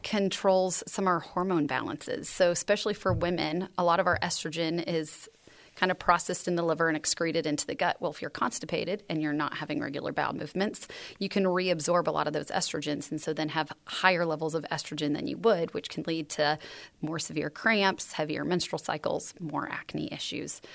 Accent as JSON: {"language": "English", "town": "San Juan Capistrano", "region": "California", "country": "United States", "tie": "born or raised there", "also_born_or_lived": "Texas", "moved": "yes", "said": "I grew up in San Juan Capistrano, California"}